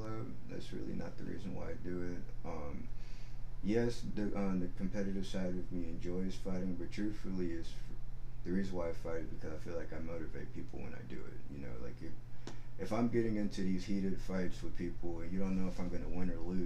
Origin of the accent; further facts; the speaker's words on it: Houston, Texas, United States; And I'm from the Alden area. There's these apartments called Haverstock Hills. So, like, if you're from Houston